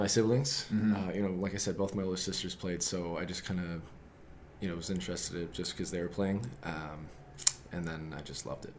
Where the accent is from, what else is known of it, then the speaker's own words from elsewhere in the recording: Rockford, Michigan, United States; 27 years old. I'm from Rockford, Michigan.